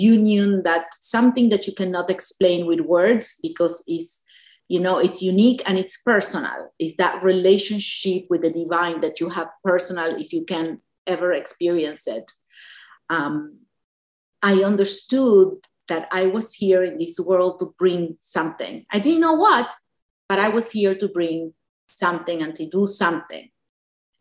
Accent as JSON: {"language": "English", "region": "Buenos Aires", "country": "Argentina", "tie": "born or raised there", "moved": "yes", "said": "when we were in Argentina growing up in Buenos Aires"}